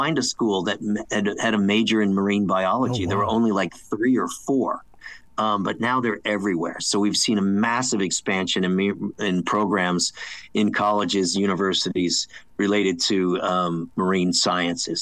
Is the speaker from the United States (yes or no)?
yes; United States; also born or lived in Connecticut, United States / New York, United States; as a young kid growing up outside of New York City and Connecticut